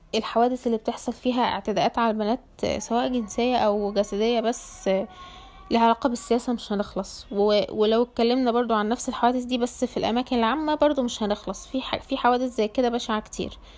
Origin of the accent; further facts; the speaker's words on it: Egypt; العيلة عندنا في مصر